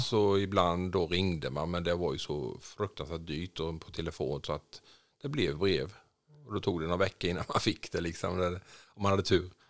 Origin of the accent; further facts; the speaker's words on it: Jönköping, Jönköping County, Sweden; moved away as an adult; also born or lived in Saudi Arabia; now in Tidaholm, Sweden; Jag är uppväxt i Jönköping, i Vättersnäs, mellan Huskvarna och Jönköping.